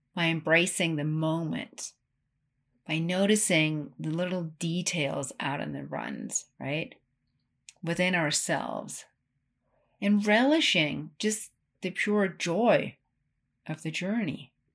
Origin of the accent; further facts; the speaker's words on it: Ten Sleep, Wyoming, United States; my hometown of Tensleet, Wyoming